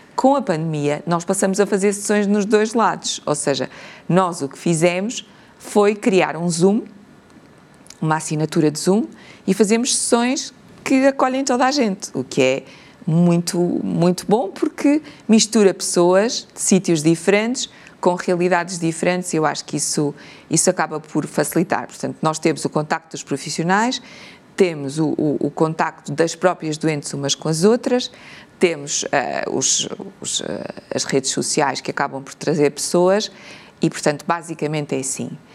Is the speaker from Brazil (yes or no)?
no; Portugal; como portugueses